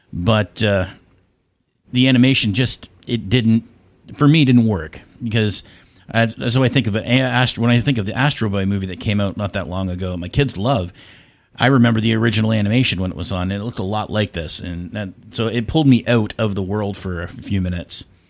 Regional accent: Canada; now in Ontario, Canada; I am also from Canada

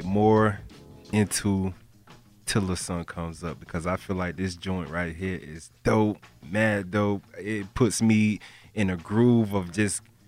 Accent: Florida, United States; moved away; I'm from Florida, you know, so we have beaches

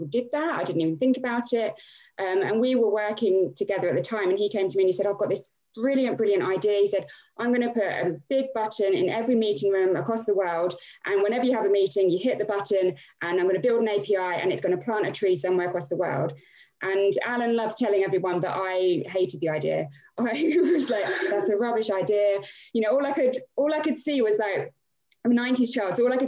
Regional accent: Milton Keynes, South East England, United Kingdom; born and bred in Milton Keynes.

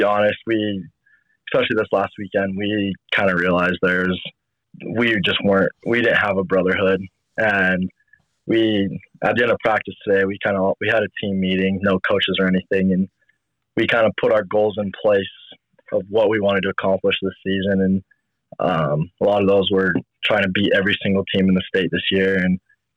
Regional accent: Tooele, Utah, United States; I grew up in Tooele

